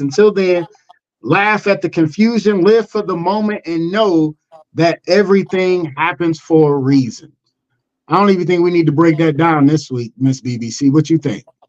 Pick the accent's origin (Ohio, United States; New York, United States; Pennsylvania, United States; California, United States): Ohio, United States; Cleveland; moved away; I'm originally from Cleveland